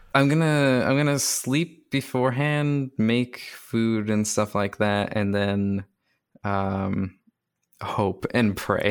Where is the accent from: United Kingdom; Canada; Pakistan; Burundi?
Canada; I'm also Canadian